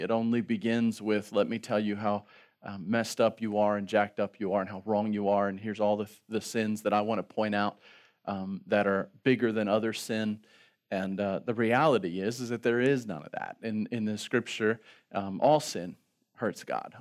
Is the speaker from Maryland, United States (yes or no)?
yes; Baltimore, Maryland, United States; also born or lived in Virginia; We're from Baltimore